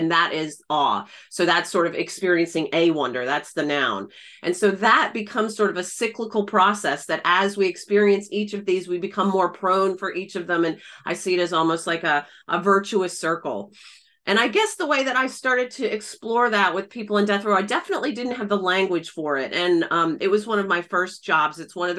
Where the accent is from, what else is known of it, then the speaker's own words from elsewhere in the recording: Atlanta, Georgia, United States; moved away as an adult; also born or lived in Belfast, Northern Ireland / Florida; I was born and raised in Atlanta. I'm a Southern Peach, a Southern Belle, and studied design in undergrad in the US. And then I went over to Belfast in Northern Ireland to study organizational behavior.